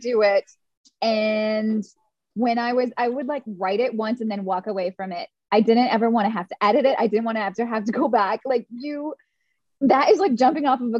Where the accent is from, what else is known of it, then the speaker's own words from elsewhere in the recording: Fargo, North Dakota, United States; I'm from Fargo, for reals. Like, I come from very, very conservative family.